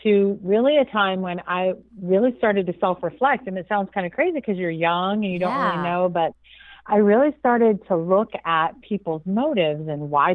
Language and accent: English; Jacksonville, Florida, United States; also born or lived in Cleveland, Ohio; I'm originally actually from Cleveland, Ohio, but at around 8, my mom moved us cross country down to Jacksonville, Florida, and that has been home ever since